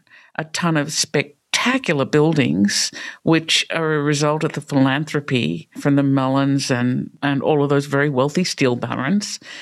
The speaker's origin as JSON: {"language": "English", "country": "Australia", "tie": "born or raised there", "also_born_or_lived": "New York", "moved": "as an adult", "lives_now": "Pittsburgh, United States", "said": "I grew up in Australia"}